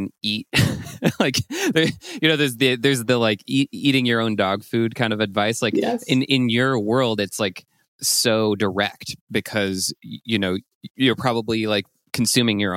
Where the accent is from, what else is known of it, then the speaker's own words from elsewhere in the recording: France; moved away; I grew up in France